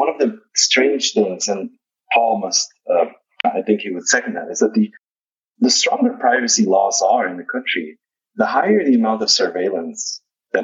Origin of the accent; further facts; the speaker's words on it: Netherlands; now in Arizona, United States; I'm from the Netherlands